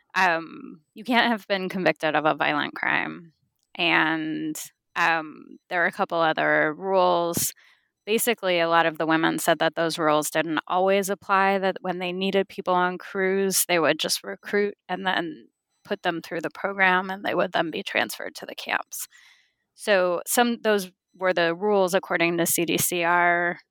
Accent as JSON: {"language": "English", "region": "California", "country": "United States", "tie": "born or raised there", "said": "I was born and raised in California"}